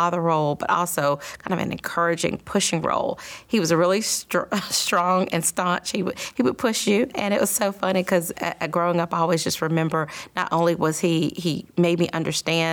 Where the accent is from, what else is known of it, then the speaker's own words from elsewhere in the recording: Columbia, South Carolina, United States; growing up in Columbia was awesome.